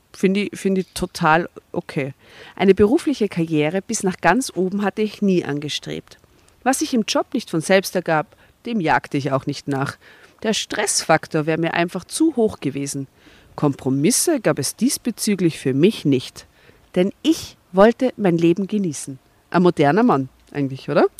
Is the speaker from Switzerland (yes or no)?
no; Austria; bei uns in Österreich